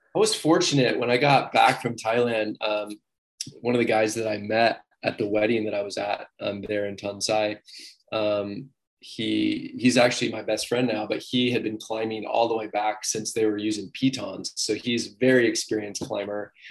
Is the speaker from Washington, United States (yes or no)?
yes; Ephrata, Washington, United States; I'm actually from Washington State and I was kind of from the middle of the state in Ephrata. So where I grew up, it was actually the desert